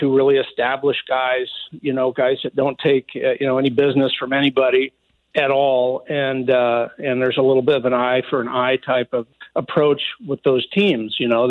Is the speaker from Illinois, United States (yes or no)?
no; San Francisco Bay Area, California, United States; I grew up in the Bay Area, San Francisco Bay Area